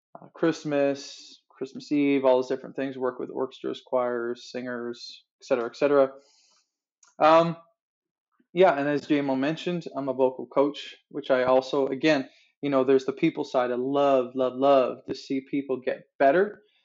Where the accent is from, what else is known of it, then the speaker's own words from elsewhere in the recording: Newfoundland and Labrador, Canada; moved away as an adult; also born or lived in Fort McMurray; now in Calgary, Canada; I was born and raised in Newfoundland, uh, just magical land on the east coast of Canada, and uh, and grew up there